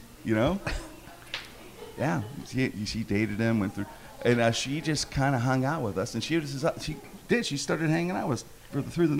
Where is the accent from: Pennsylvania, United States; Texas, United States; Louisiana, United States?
Pennsylvania, United States; Pittsburgh; growing up in Pittsburgh